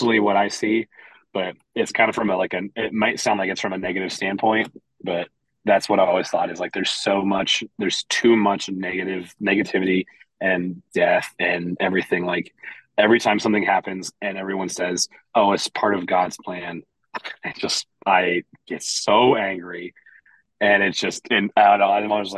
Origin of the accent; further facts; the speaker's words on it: Lima, Ohio, United States; now in Columbus, United States; I grew up in a small, Midwestern Ohio town. Like we're from Columbus, but I'm from a little town about northwest of here called Lima